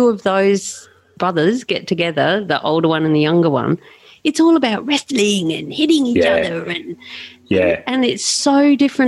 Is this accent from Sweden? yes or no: no; South Australia, Australia; now in Central Queensland, Australia; I'm South Australian